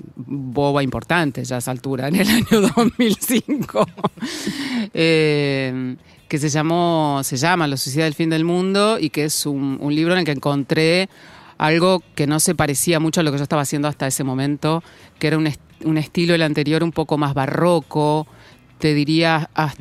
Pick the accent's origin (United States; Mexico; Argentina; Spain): Argentina; Junín, Buenos Aires Province; moved away; mi familia y de mi infancia en Junín